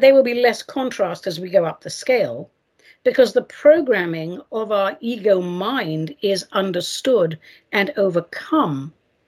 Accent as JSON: {"language": "English", "region": "England", "country": "United Kingdom", "tie": "born or raised there", "moved": "yes", "said": "I was raised in England"}